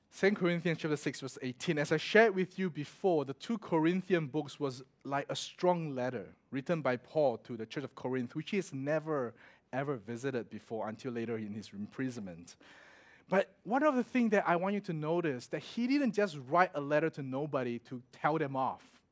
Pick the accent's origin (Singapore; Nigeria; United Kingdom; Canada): Singapore; moved away as an adult; also born or lived in Melbourne, Australia; I'm from Singapore